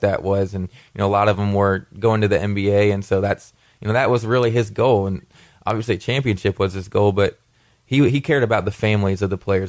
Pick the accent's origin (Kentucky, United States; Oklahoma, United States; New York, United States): Kentucky, United States; Wilmore; growing up in Kentucky